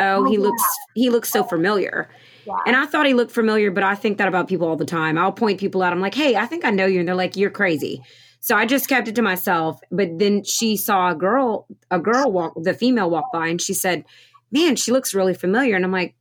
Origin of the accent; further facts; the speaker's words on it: Louisiana, United States; We're from Louisiana